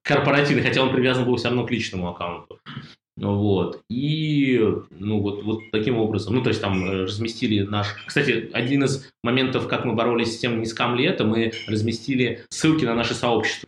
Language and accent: Russian; Russia; мы из России